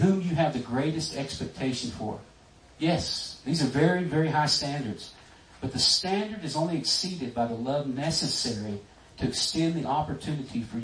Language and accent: English; Texas, United States; I was raised in Texas